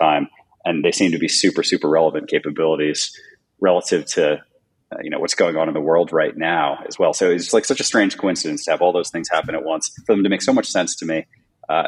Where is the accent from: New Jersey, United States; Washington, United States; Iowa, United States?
New Jersey, United States; moved away as an adult; also born or lived in New York; now in California, United States; I'm actually from New Jersey